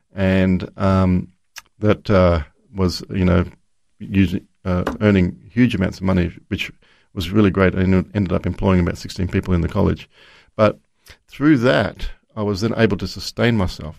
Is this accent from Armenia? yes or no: no; Brisbane, Queensland, Australia; I was Born in Brisbane